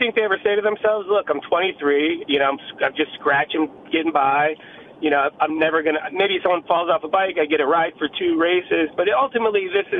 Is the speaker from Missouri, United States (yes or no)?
no; New York, United States; I'm from New York.